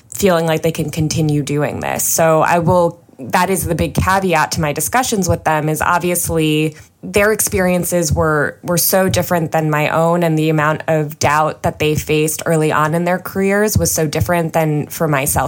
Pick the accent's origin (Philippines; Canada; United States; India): United States; suburbs of New York; I was just in 8th grade and I grew up in the suburbs of New York